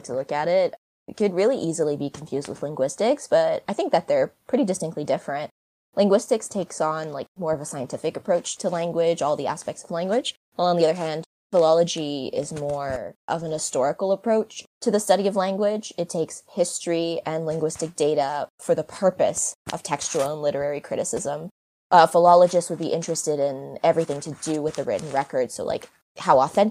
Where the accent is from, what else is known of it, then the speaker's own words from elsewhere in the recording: Montreal, Quebec, Canada; moved away as an adult; now in Dublin, Ireland; I was born and raised in Montreal. So I'm from Canada, but right now I'm living in Dublin.